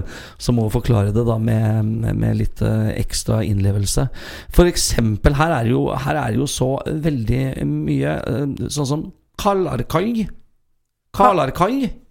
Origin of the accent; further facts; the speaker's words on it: Sarpsborg, Østfold, Norway; moved away as an adult; also born or lived in Fredrikstad; now in Trøndelag, Norway; Født og oppvokst i Sarpsborg, 20 minutter fra Sverige og en drøy time fra Oslo